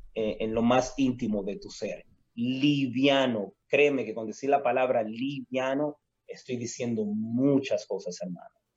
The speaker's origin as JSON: {"language": "Spanish", "country": "Dominican Republic", "said": "somos nosotros los dominicanos"}